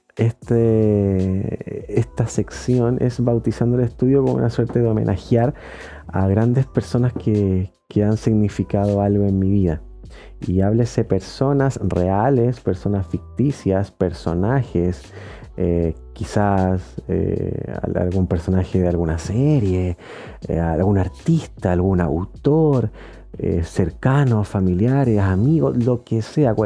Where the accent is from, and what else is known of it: Chile